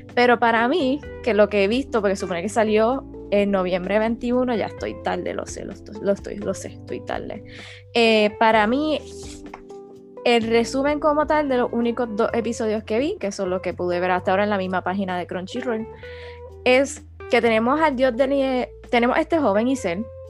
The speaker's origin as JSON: {"language": "Spanish", "country": "Puerto Rico", "said": "nosotros somos puertorriqueños"}